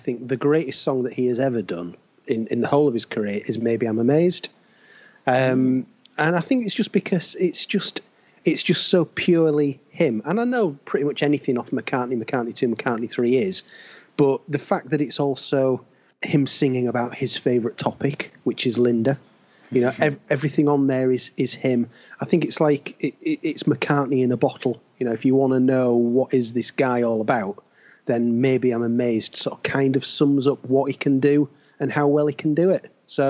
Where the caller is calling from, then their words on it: Leeds, Yorkshire and the Humber, United Kingdom; I'm in Leeds in West Yorkshire, and it has been utterly miserable all day.